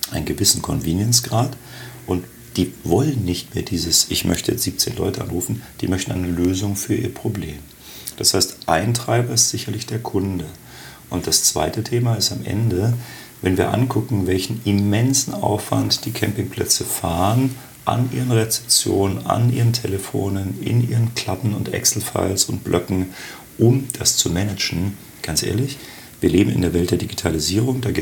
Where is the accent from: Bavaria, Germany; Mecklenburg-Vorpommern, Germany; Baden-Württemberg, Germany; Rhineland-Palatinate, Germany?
Bavaria, Germany; Augsburg; moved away as an adult; now in Berlin, Germany; Äh, geboren in Augsburg, dort auch studiert, dann nach dem Abitur erst nach Frankfurt, dann nach Düsseldorf und jetzt seit 19 Jahren in Berlin.